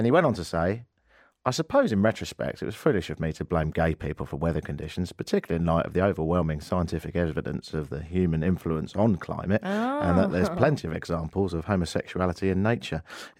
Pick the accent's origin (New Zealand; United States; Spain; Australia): Spain; So I'm from Spain, I go to London, and then I'm going to a wedding in Italy